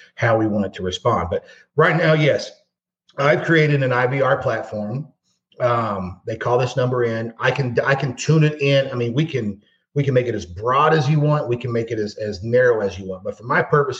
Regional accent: Louisville, Kentucky, United States; also born or lived in East Valley, Arizona; I'm from Louisville, Kentucky. We don't say Louisville, we say Louisville.

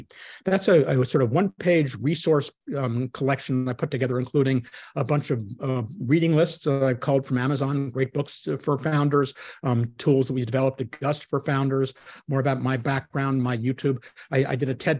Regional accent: New York City, New York, United States; I'm a New Yorker

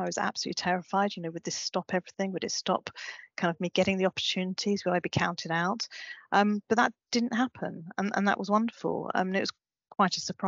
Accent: Brighton, South East England, United Kingdom; moved away as an adult; also born or lived in Glasgow; I was born in Brighton and went to Glasgow.

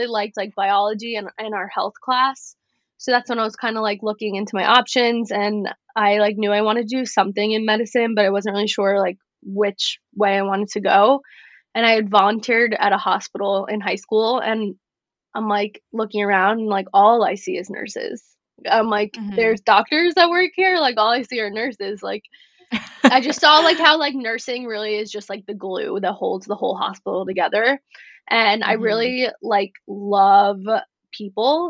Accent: New York, United States; also born or lived in Florida; I couldn't go home on the weekends because I was from New York

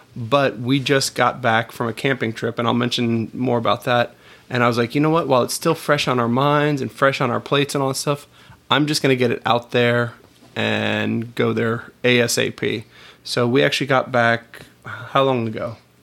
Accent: Melbourne, Florida, United States; we're from Melbourne, where you can see the rockets

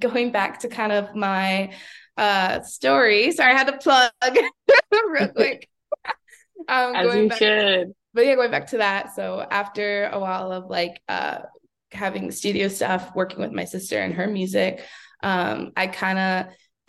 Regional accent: Vancouver, British Columbia, Canada; born and raised in East Van, Vancouver, BC.

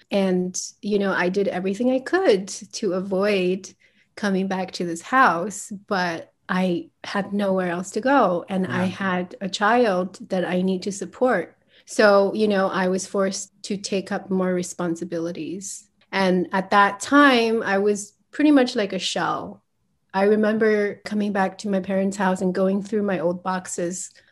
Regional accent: United States; So I grew up in the States and I had no idea who I was.

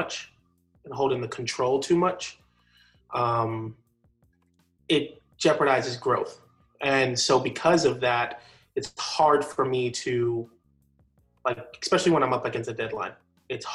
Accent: New York, United States; also born or lived in Connecticut; now in Jacksonville, United States; Originally, I was born in Connecticut, but I was raised in New York

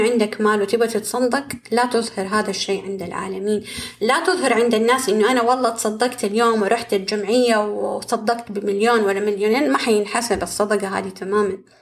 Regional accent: Saudi Arabia; عندنا كده في السعودية

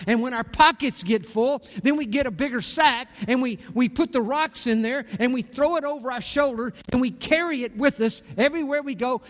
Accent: Corpus Christi, Texas, United States; Marcia and I grew up in Corpus Christi

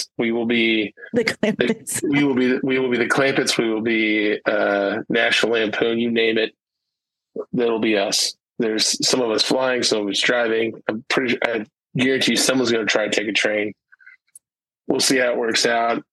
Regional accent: Springfield, Illinois, United States; moved away; my hometown, Springfield, Illinois

